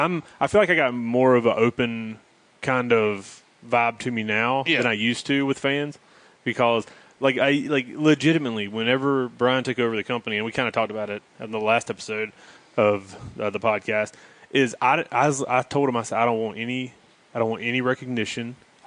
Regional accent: North Carolina, United States; accent: North Carolina; You can tell I got a North Carolina accent or that little Southern accent, but it's not like, hey y'all.

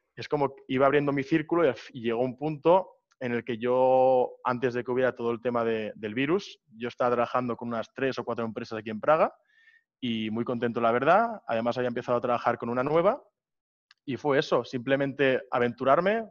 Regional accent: Barcelona, Catalonia, Spain; moved away as an adult; now in Prague, Czech Republic; yo tengo 21 años, soy de Barcelona

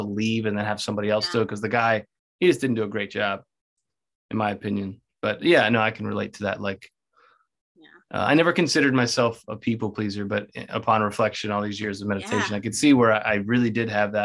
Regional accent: Baltimore, Maryland, United States; I'm from Baltimore as well.

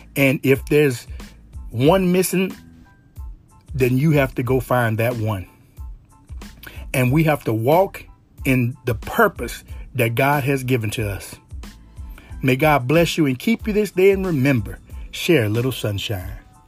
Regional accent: Louisiana, United States; it's pretty hard growing up in Louisiana and not believing in some type of super, super superstitions

